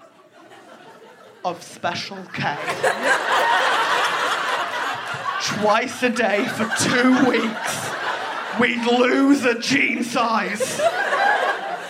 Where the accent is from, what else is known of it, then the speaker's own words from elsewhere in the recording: United Kingdom; I was raised in Britain during the noughties.